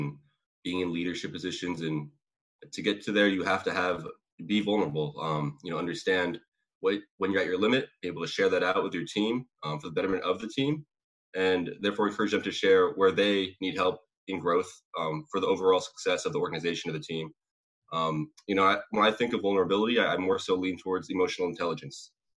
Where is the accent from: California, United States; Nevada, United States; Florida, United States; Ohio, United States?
California, United States; Sacramento; I hate Sacramento. Okay, well, I'm from Sacramento too. I hate it there too, right?